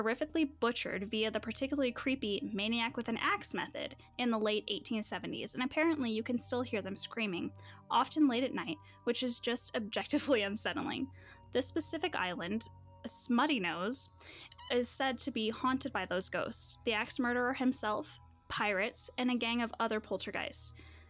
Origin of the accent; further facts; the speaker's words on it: Colorado, United States; also born or lived in Ohio; I was born in Ohio, but it doesn't honestly mean a whole lot to me other than Skyline Chili. So my mom was married to a man there when I was 10 months old. She left him and we moved out to Colorado.